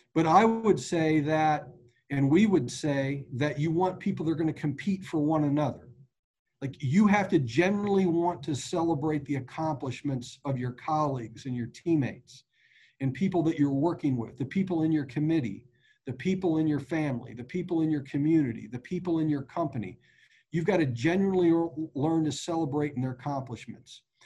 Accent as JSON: {"language": "English", "town": "Wichita", "region": "Kansas", "country": "United States", "tie": "born or raised there", "said": "I was born in Wichita, Kansas. The Royals were my boyhood team."}